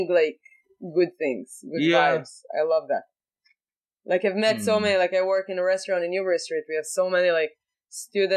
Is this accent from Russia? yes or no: no; Israel; accent: Israeli; English is a second language; moved away